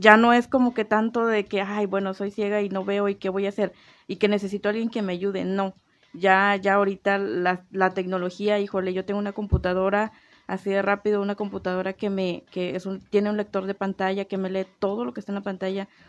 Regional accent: Tabasco, Mexico; now in Comarca Lagunera, Mexico; yo no soy de aquí, yo soy del estado de Tabasco.

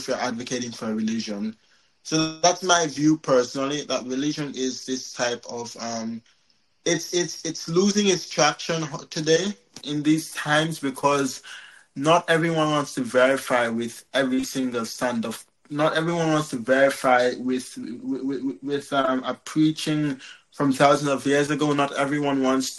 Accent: Jamaica; I'm from Jamaica.

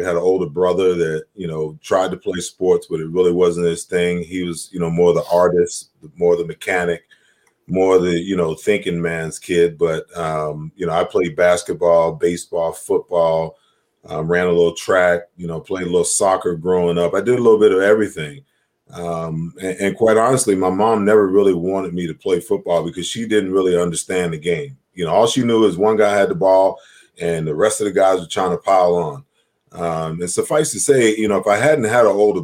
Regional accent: New York, United States; I grew up, born and raised in New York

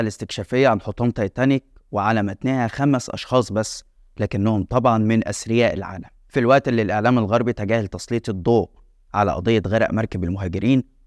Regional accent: Egypt

